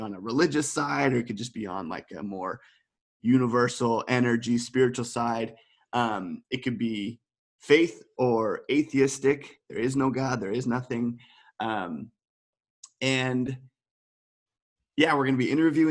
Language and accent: English; Colorado, United States; moved away as an adult; now in Amsterdam, Netherlands; From America, and specifically from Colorado, which is really where I feel a strong identity